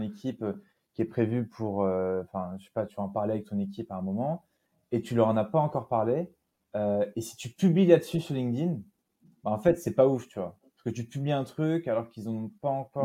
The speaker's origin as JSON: {"language": "French", "town": "Nîmes", "region": "Occitania", "country": "France", "tie": "born or raised there", "also_born_or_lived": "Normandy / Brittany", "said": "je suis né à Nîmes, dans le sud de la France, puisque je suis d'origine normande et bretonne"}